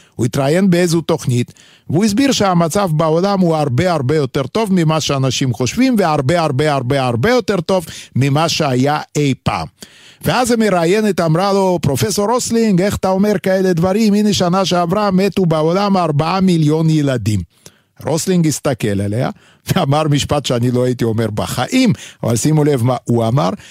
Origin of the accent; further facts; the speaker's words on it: Vilnius, Lithuania; accent: heavy Lithuanian; first language Yiddish; Hebrew is a second language; now in Israel; גם אני מווילנה